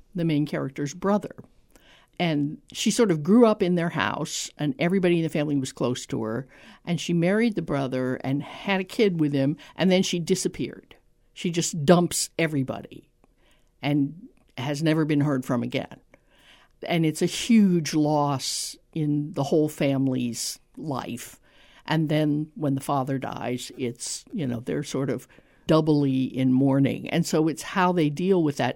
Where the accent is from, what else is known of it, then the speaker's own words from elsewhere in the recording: Tampa, Florida, United States; I grew up in Tampa